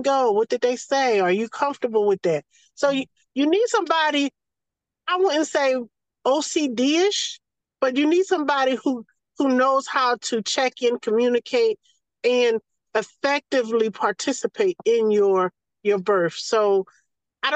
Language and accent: English; the South, United States; accent: Southern; as soon as they hear my accent or my vernacular, they know it's some South in me